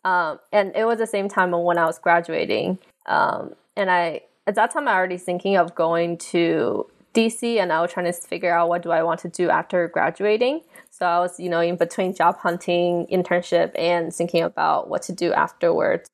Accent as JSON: {"language": "English", "town": "Alpharetta", "region": "Georgia", "country": "United States", "tie": "born or raised there", "also_born_or_lived": "China", "moved": "yes", "lives_now": "Washington, D.C., United States", "said": "I'm from Alpharetta originally"}